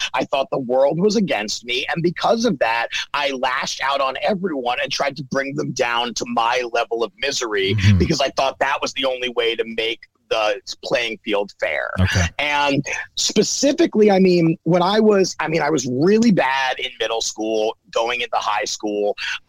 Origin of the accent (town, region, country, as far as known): Baltimore, Maryland, United States; born or raised there